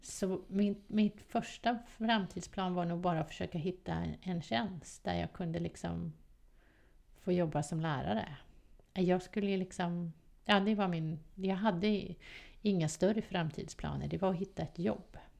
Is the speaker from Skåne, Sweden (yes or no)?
no; Stockholm, Stockholm County, Sweden; jag kommer från Västerort, jag älskar Västerort